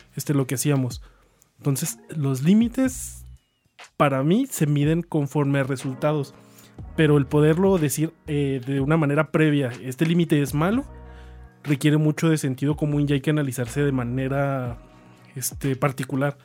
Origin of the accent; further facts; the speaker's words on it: Chihuahua, Mexico; nosotros somos de Chihuahua y es muy común que la gente pues, de aquí que estamos pegados a Estados Unidos